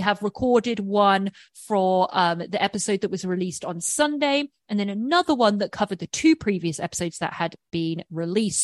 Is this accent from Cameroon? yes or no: no; England, United Kingdom; moved away; being English